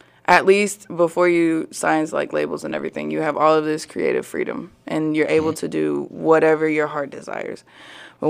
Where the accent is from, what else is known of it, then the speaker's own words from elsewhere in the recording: Springdale, Arkansas, United States; also born or lived in Plano, Texas / Fayetteville, Arkansas; I was born in Plano, Texas, but my parents moved to Springdale whenever I was 5.